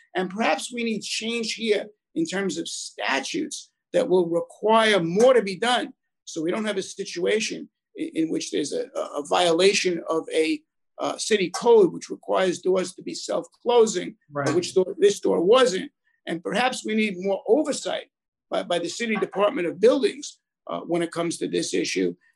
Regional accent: New York City, New York, United States; also born or lived in Brooklyn, New York / Monsey, Rockland County, New York; They then moved up from the tenement to the housing projects, Ravenswood in Long Island City, Queens.

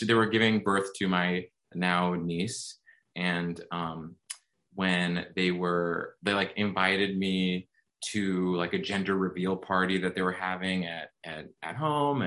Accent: suburbs of Massachusetts, United States; now in New York, United States; my family in the suburbs of Massachusetts

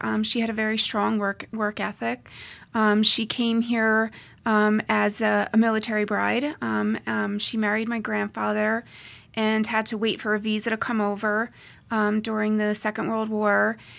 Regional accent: Pennsylvania, United States; also born or lived in New Jersey / New York / Colorado; So I grew up in Pennsylvania, in New Jersey, in New York, and then I also spent a little bit of time in Colorado.

